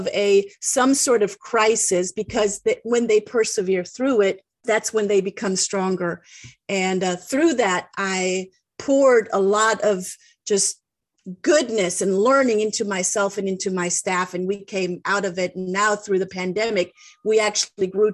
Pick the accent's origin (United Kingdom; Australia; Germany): Germany; English is a second language; moved away as an adult; now in United States; I was born and raised in Germany and am now living the American dream.